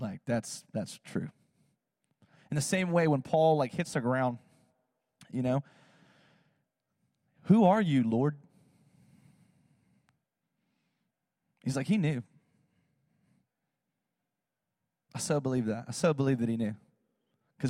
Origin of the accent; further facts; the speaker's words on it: South Georgia, United States; I live in Georgia. I'm from South Georgia